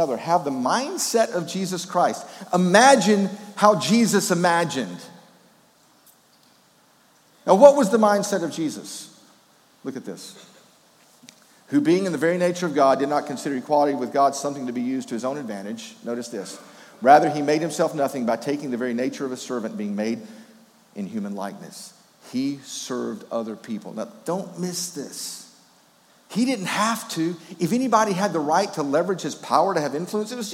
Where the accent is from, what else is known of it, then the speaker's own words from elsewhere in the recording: Memphis, Tennessee, United States; also born or lived in Wrightsville, Georgia; when I was a kid growing up in Memphis, Tennessee